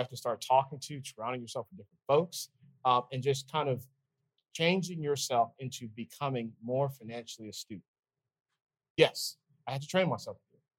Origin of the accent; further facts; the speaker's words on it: Nigeria; Here I am, this wide-eyed 17-year-old, admittedly sheltered kid. I'm Nigerian, and you know, there's just a sheltered kid.